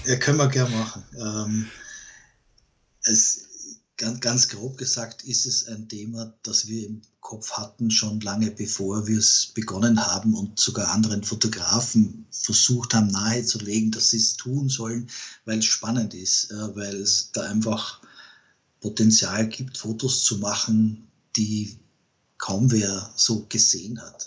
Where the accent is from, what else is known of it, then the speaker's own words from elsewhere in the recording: Vienna, Austria; bei uns in Wien